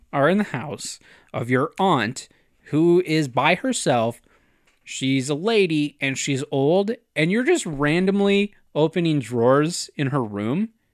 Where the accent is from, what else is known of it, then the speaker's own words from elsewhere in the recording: North Dakota, United States; I say aunt 'cause I'm from North Dakota